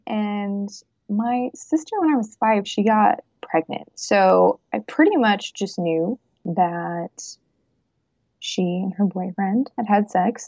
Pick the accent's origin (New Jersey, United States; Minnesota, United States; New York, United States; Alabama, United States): New York, United States; also born or lived in Michigan; And I was born in New York in a rural farm town, but I go between New York and Michigan. And I've been doing that for like the last 4 years.